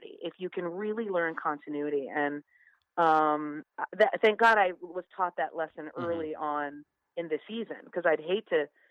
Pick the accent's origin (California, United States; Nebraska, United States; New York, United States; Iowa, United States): New York, United States; Rochester; We're both from Rochester, New York